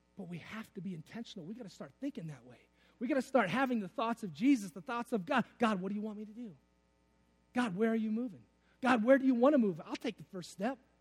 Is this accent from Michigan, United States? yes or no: yes; Detroit, Michigan, United States; I'm from Detroit